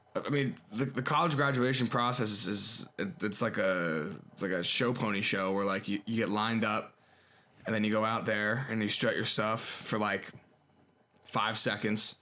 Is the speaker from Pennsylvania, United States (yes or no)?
yes; Harrisburg, Pennsylvania, United States; also born or lived in Maryland; I've never seen my hometown, like, that desolate before